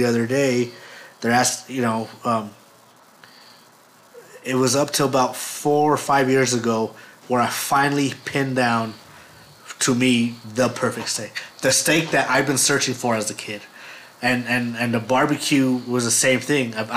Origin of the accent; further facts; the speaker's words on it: Los Lunas, New Mexico, United States; I grew up in Las Lunas